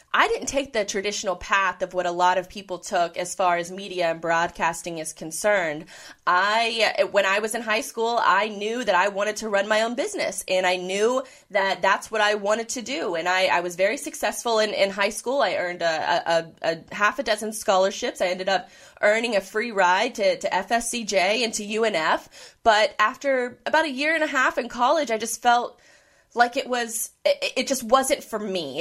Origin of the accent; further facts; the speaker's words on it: Jacksonville, Florida, United States; moved away; also born or lived in the Midwest / Orlando; I was born and raised in Jacksonville